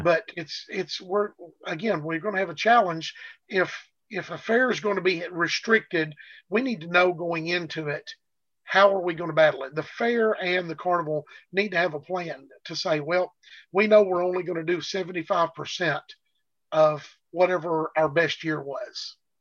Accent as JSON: {"language": "English", "region": "Arkansas", "country": "United States", "said": "with the Arkansas being my home state"}